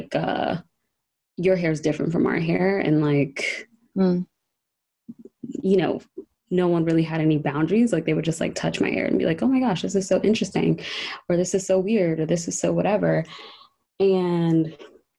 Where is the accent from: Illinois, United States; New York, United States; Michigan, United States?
New York, United States; New York City; also born or lived in Long Island; In New York. So I'm originally from Harlem.